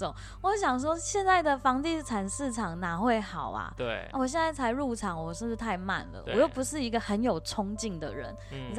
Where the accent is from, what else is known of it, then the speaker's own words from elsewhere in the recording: Taitung County, Taiwan; 一开始真的是休息，我还回台东待了好几个月，因为我台东人嘛。